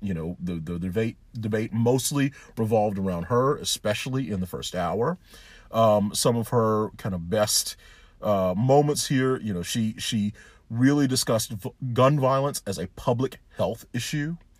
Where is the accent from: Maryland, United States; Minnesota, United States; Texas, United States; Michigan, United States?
Texas, United States; Houston; I'm saying this as a person from Houston